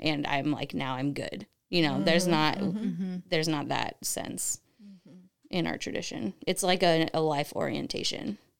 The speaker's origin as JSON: {"language": "English", "town": "Cincinnati", "region": "Ohio", "country": "United States", "tie": "born or raised there", "moved": "yes", "said": "I grew up in Ohio, so it's more conservative there than it is here"}